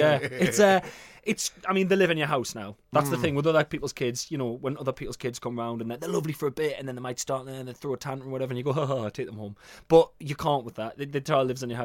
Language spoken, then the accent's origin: English; South Shields, North East England, United Kingdom; South Shields has become a one-team town